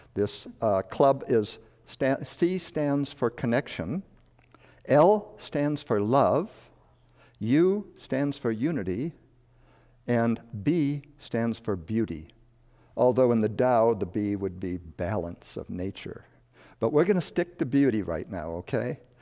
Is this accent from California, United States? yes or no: no; Chicago, Illinois, United States; moved away; also born or lived in Madison, Wisconsin / the West; I was born and raised in Chicago, moved to a farm in Northern Illinois near Wisconsin